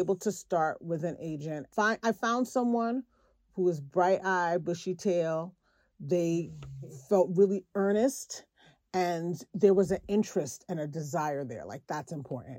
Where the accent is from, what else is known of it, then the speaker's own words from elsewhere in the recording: New York City, New York, United States; I am from Brooklyn